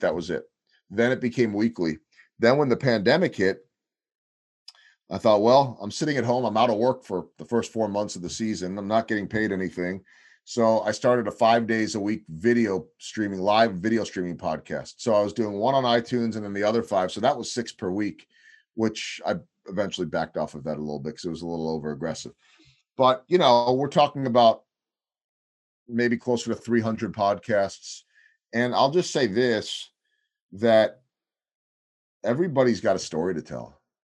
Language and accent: English; Chicago, Illinois, United States; moved away as an adult; also born or lived in Wisconsin / St. Louis; now in Kansas City, United States; as a kid growing up on the North Shore